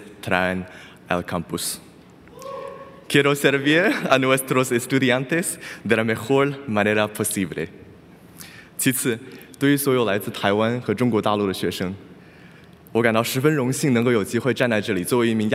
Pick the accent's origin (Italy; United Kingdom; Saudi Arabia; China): China; English is a second language; now in United States; I was born and raised in China, and my dad is from the northern part of China, and my mom's from the south.